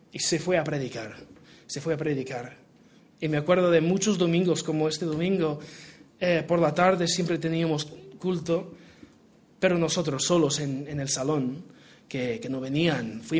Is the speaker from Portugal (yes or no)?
yes; Portugal; Spanish is a second language; Yo me crié en Portugal, eh, soy hijo de misioneros. Y si mi acento español es malísimo, pues es una combinación de portugués y americano